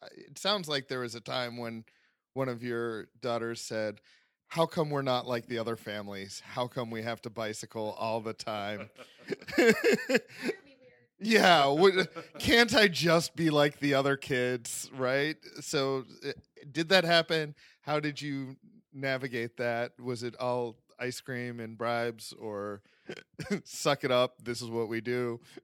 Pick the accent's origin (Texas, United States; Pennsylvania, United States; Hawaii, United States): Pennsylvania, United States; Pittsburgh; my hometown, Pittsburgh, Pennsylvania